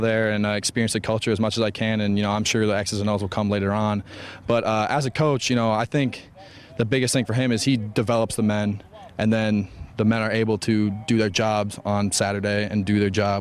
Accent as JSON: {"language": "English", "town": "St. Paul", "region": "Minnesota", "country": "United States", "tie": "born or raised there", "said": "being the first guy from St. Paul in 13 or 15 years to get the scholarship, you know, I hope to represent the St. Paul School District really well and put on for my hometown."}